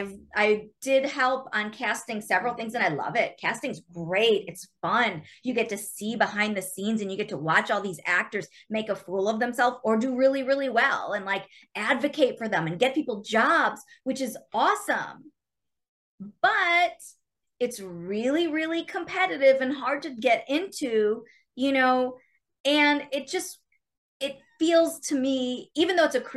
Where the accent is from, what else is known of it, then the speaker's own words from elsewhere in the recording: Chicago, Illinois, United States; I grew up watching Second City because, you know, I'm from Chicago. So I used to see those shows in high school because I lived there.